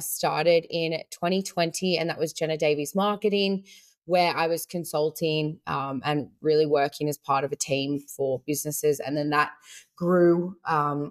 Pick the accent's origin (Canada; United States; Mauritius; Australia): Australia; also born or lived in South Africa; I was born in South Africa, immigrated to Australia with my family when I was 4